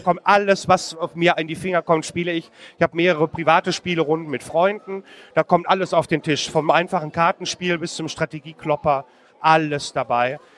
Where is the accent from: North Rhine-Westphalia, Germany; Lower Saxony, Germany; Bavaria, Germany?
North Rhine-Westphalia, Germany; Marl; in Marl, in meiner Heimatstadt